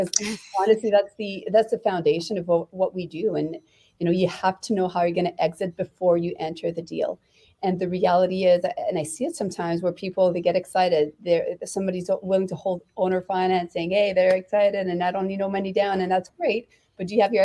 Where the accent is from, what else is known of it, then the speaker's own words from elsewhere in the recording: Canada; as a Canadian